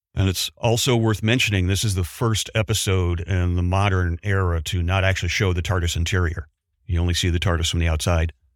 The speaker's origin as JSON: {"language": "English", "country": "United States", "said": "me, the American"}